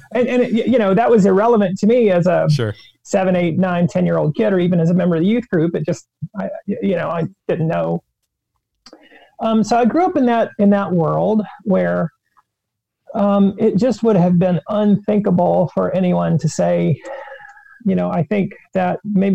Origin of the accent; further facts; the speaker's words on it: small town northwest of Charlotte, North Carolina, United States; I am from North Carolina. I'm from a very small town, about an hour and a half to the northwest of Charlotte, North Carolina